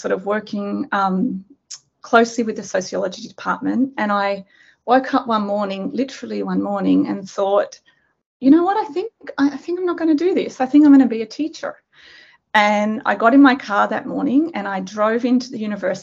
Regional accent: Australia; moved away as an adult; also born or lived in Sydney, Australia; now in Nanjing, China; I'm Australian.

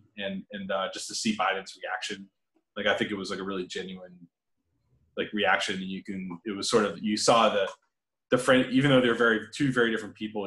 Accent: Washington, United States; I grew up in the Washington area

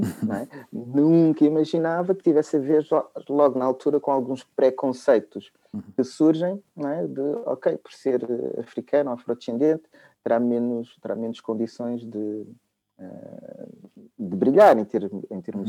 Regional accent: Lisbon, Portugal; eu, ah, sim, sou, sou de Lisboa. Sim, sim, sou de Lisboa

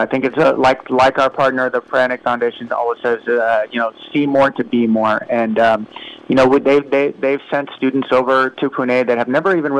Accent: Houston, Texas, United States; I'm a native Houstonian, born and raised here in Texas. But my family, for the most part, my family is Persian.

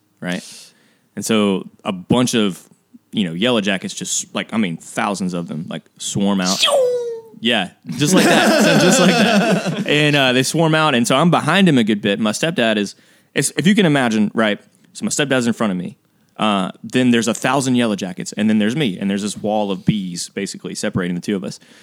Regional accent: Mississippi, United States; We're from Mississippi. We all grew up here, which means we all grew up a little bit country

